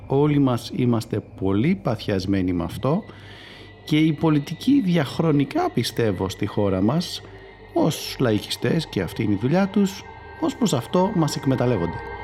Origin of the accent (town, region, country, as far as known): Greece